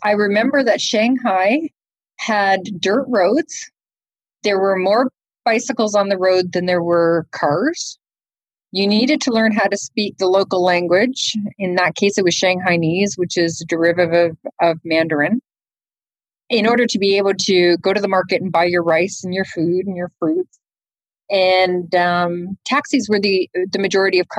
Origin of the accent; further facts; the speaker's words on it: Toronto, Ontario, Canada; moved away as an adult; now in Houston, United States; I'm Canadian. I grew up in Canada and went to high school in Canada, in Toronto